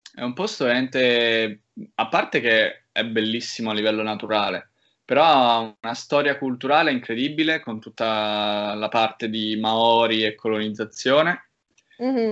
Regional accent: Rome, Lazio, Italy; moved away as an adult; also born or lived in Cesena; una città in cui sono nato e cresciuto

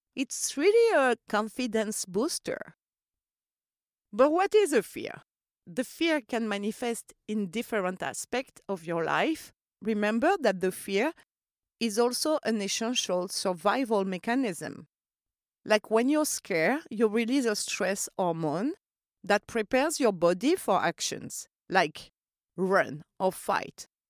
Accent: Corsica, France; I grew up in Corsica

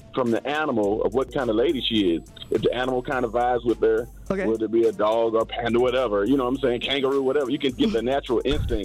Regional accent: the South, United States; now in Hawaii, United States; originally, I'm from the South

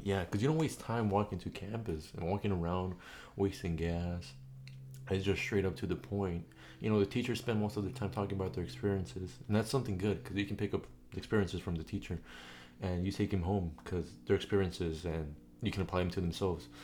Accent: San Diego, California, United States; we're both teenagers from California, San Diego

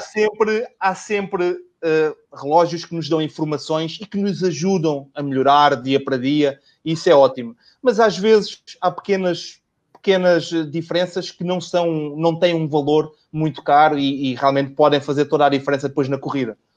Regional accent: Portugal; also born or lived in Lisbon; sou de, sou de Portugal, eu moro em Lisboa e trabalho também em Lisboa

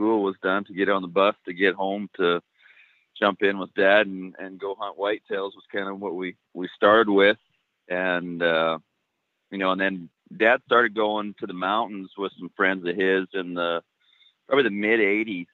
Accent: Donalda, Alberta, Canada; I've been born and raised in Donelda, Alberta, which is kind of east central Alberta.

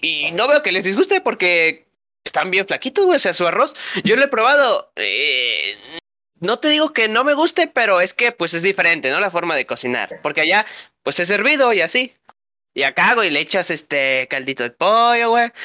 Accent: Mexico; somos mexicanos

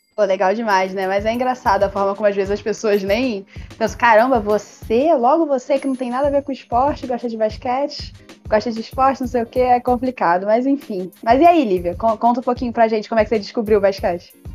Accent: Rio de Janeiro, Brazil; eu sou carioca

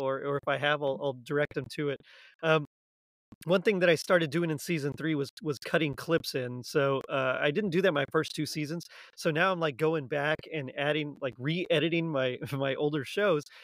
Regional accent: South Texas, United States; also born or lived in Houston, Texas / Arlington, Texas; I'm from Texas. I was South Texas

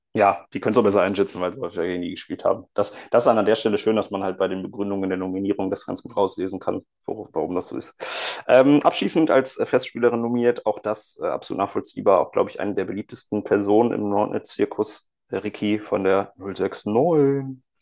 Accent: Cologne, North Rhine-Westphalia, Germany; als Kölner

